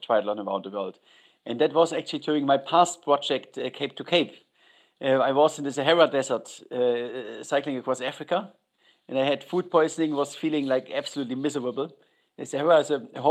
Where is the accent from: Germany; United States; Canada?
Germany; I'm from Germany and all my life I was a cyclist